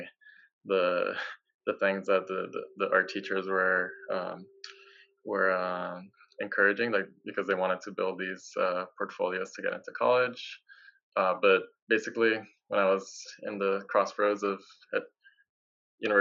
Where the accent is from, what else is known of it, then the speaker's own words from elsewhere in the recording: Cali, Valle del Cauca, Colombia; I grew up in Colombia, in Cali, Colombia